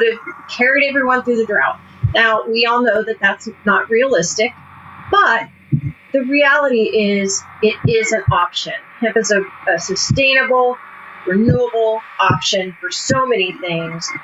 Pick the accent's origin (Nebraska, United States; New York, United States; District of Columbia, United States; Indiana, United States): Indiana, United States; Hamilton County; moved away as an adult; also born or lived in Coronado, California; I was born and raised in around Hamilton County, Indiana, north of Indianapolis, all rural.